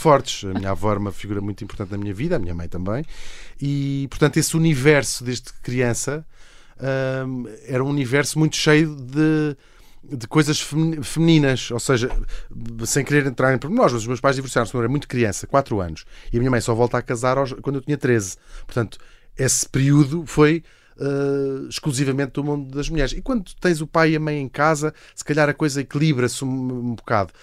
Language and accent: Portuguese; Portugal; fingir que não sou português